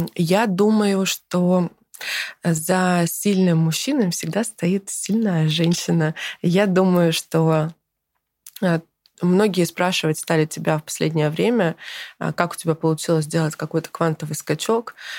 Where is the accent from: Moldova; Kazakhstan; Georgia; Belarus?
Kazakhstan; now in Russia; я родилась в Казахстане